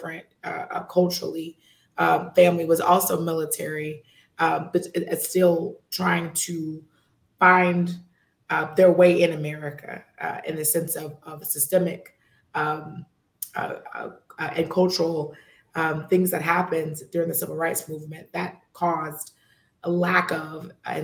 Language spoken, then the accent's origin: English; Texas, United States; I'm from Texas, 100%, born, raised, stayed here throughout my entire life.